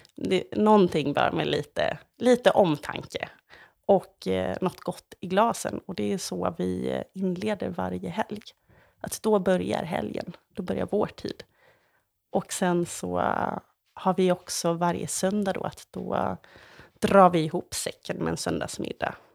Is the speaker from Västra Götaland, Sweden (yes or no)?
yes; Ulricehamn, Västra Götaland, Sweden; moved away as an adult; also born or lived in Grythyttan; jag var ju från Ulricehamn